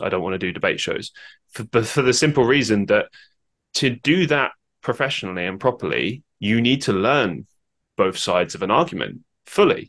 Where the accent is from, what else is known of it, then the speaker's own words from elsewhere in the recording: London, United Kingdom; I grew up in London